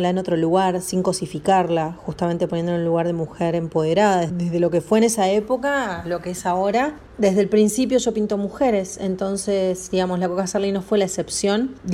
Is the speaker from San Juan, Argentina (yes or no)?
no; Chascomús, Buenos Aires Province, Argentina; moved away as an adult; now in Buenos Aires, Argentina; Soy de Chascomús, provincia de Buenos Aires, pero vivo en Capital Federal hace 13 años.